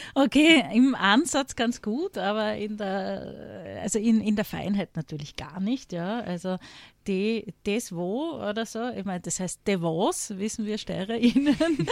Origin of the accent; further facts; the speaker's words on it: Graz, Styria, Austria; steirisch betrifft mich. Ich komme aus Graz